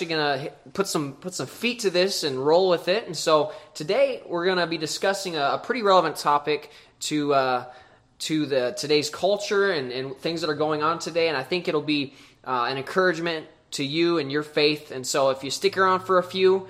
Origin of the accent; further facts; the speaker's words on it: Lewistown, Montana, United States; born and raised in Lewistown, Montana, Big Sky Country.